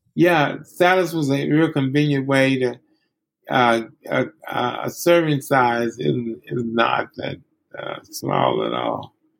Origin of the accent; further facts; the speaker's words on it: Alabama, United States; I grew up in Alabama